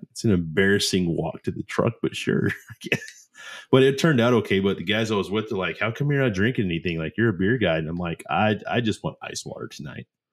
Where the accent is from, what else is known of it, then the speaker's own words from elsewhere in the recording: Oklahoma, United States; accent: country; I'm from Oklahoma. That's just how we talk in the South